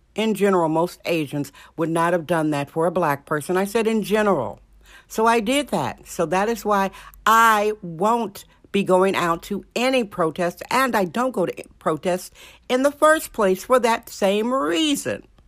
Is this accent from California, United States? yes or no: no; Indiana, United States; now in San Francisco, United States; Indiana, my home state